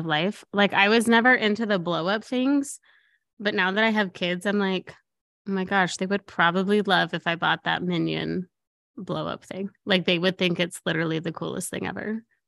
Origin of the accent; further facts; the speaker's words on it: Colorado, United States; moved away; I'm from Colorado, we go home for Christmas